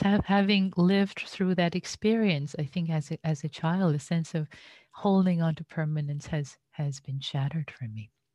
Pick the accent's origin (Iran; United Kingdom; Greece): Iran; now in United States; having been an immigrant in the U S, I was born and raised in Iran.